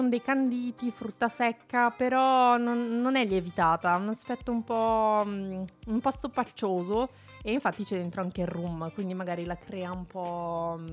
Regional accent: Molise, Italy; No, sono del Molise. Molise.

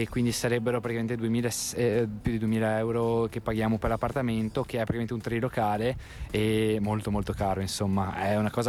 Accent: Veneto, Italy; now in Milan, Italy; Sì, sì, io sono Veneto, della provincia di Padova e mi sono appena trasferito qui a Milano, insomma, all'inizio di quest'anno.

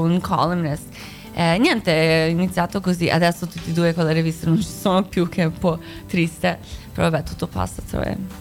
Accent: United States; Italian is a second language; moved away as an adult; also born or lived in near Zagreb, Croatia / Italy; now in Milan, Italy; sono nata a Croazia, a... Ah. Eh, non Zagabria, vicino a Zagabria, eh, sì, uh, sì, ah bravo, eh. un posto che tipo non esiste, un posto, un buco del culo, ma eh, con la famiglia siamo andati in America quando c'era la guerra sono cresciuta lì

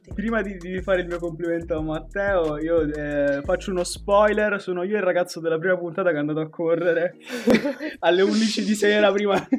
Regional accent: Pescara, Abruzzo, Italy; moved away as an adult; now in Milan, Italy; sempre di Pescara, eh, storico

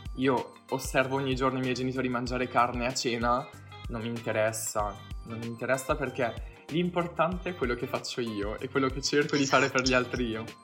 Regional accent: Apulia, Italy; io sono pugliese

